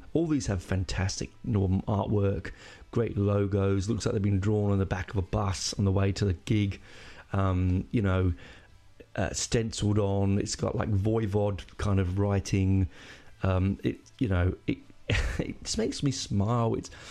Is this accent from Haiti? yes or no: no; London, United Kingdom; I'm 11. Oh, no, and I'm from London.